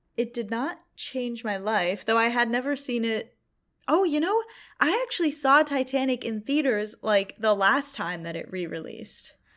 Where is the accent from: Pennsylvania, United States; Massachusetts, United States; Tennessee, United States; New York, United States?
Massachusetts, United States; Boston; I'm from Boston